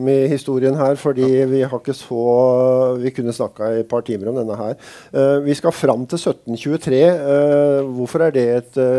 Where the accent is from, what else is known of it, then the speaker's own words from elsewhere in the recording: Eastern Norway, Norway; Altså, jeg har sagt uh, før at som østlending til, uh, som kom til Sørlandet, så har jeg aldri skjønt det derre bitte fiendeforholdet mellom Kristiansand og Arendal